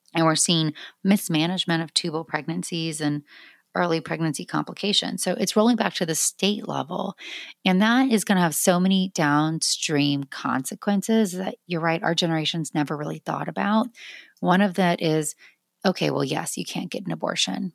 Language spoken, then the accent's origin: English; South Georgia, United States; now in Austin, United States; I grew up in South Georgia